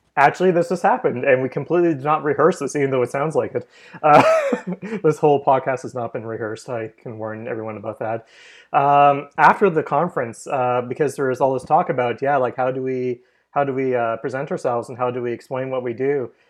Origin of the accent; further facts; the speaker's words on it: Canada; we're both Canadian here